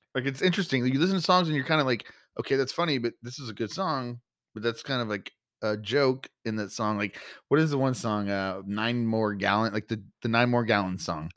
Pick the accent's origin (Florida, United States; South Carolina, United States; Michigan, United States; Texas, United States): Texas, United States; we're from Texas